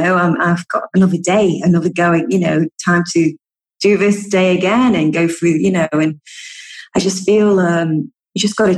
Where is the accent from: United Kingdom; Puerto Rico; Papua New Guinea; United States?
United Kingdom; I'm such a Brit. I love a good cup of tea. We love a good brew in the UK.